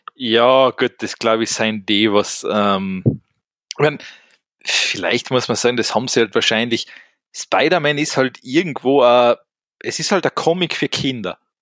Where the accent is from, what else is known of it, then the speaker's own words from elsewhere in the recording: Austria; bei uns in Österreich